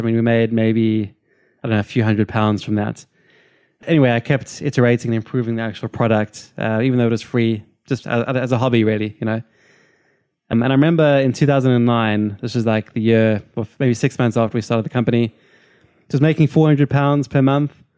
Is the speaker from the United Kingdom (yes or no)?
no; Cape Town, Western Cape, South Africa; moved away; I'm from Cape Town, South Africa